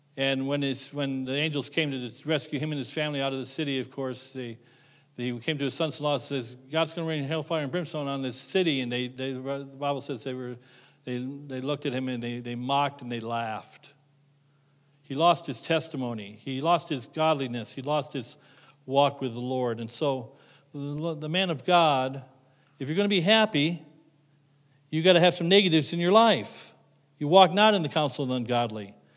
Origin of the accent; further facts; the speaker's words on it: Middlefield, Ohio, United States; moved away; I grew up near Middlefield, Ohio